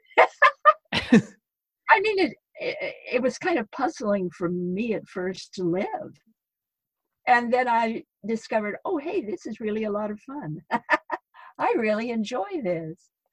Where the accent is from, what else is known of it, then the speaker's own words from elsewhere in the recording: Idaho, United States; moved away as an adult; it was difficult for me to leave Idaho, my, my home state.